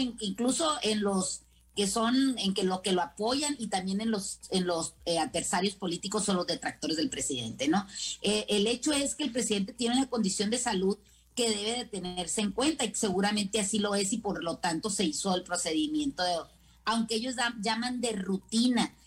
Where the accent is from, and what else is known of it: Mexico